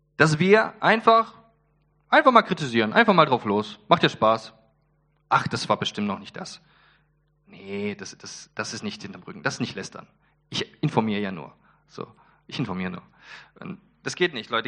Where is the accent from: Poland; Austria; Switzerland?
Poland; ich bin Pole